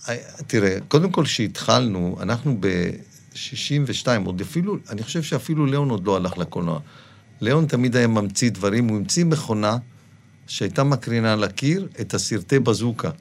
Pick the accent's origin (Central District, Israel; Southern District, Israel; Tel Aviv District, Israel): Southern District, Israel; Dimona; moved away; also born or lived in Tangier, Morocco; אני גדלתי בדימונה